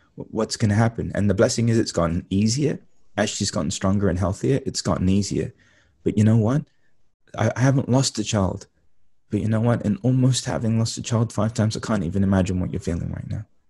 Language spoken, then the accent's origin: English; London, United Kingdom; moved away; I grew up in East London